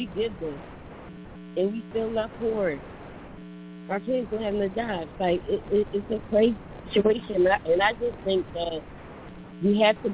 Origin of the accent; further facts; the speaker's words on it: South Carolina, United States; now in Philadelphia, United States; I live in Philly, but I'm from the South. I was born and raised in South Carolina